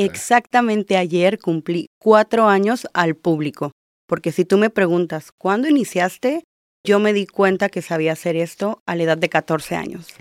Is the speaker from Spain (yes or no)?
no; Baja California Sur, Mexico; also born or lived in Mazatlán, Sinaloa; now in Tijuana, Mexico; Yo soy de Mazatlán, pero crecí en la Baja Sur, así que básicamente yo siempre digo, soy chollera.